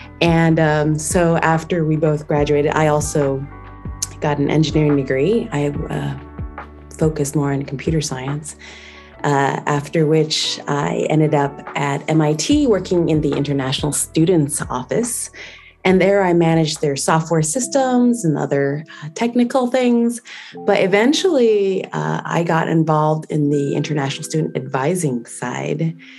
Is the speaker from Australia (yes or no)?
no; New Jersey, United States; born there; also born or lived in Arizona / Colorado / California; I was born in New Jersey, moved to Arizona, then to Colorado, then to California. And after which I also landed in the Boston area for school